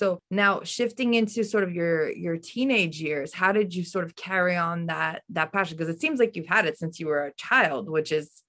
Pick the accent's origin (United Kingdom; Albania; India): Albania; Tirana, Tirana County; so I'm from Albania. I was born in Albania, in Tirana.